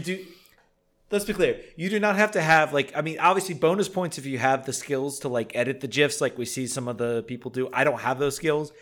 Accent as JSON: {"language": "English", "town": "Richmond", "region": "Virginia", "country": "United States", "tie": "born or raised there", "moved": "yes", "said": "my hometown of Richmond"}